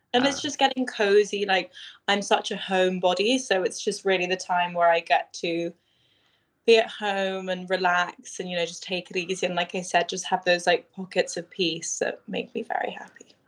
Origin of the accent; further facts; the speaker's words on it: London, United Kingdom; growing up in London was it was amazing